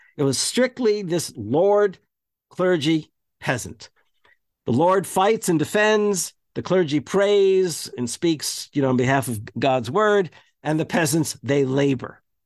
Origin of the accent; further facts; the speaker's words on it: United States; when we were growing up in American schools